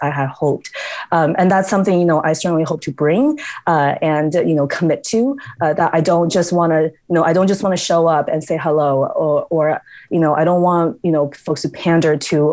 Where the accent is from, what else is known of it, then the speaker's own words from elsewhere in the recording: United States; moved away as an adult; also born or lived in New Mexico; now in Edmonton, Canada; growing up in the States